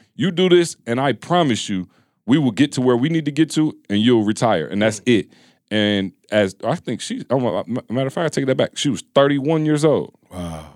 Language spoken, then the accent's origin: English; Midwest, United States; we come from the Midwest